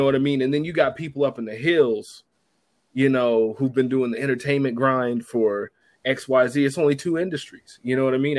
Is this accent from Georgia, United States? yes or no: no; Maryland, United States; moved away; also born or lived in Florida / Los Angeles; I'm from Maryland